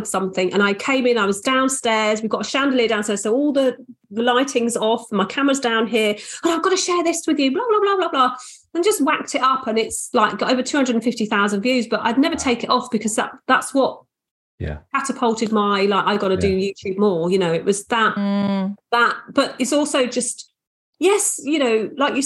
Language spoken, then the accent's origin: English; Australia; I was born in Australia.